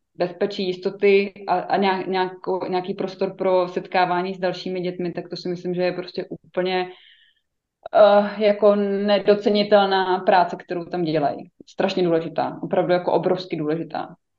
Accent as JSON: {"language": "Czech", "country": "Czechia", "said": "jako Češi"}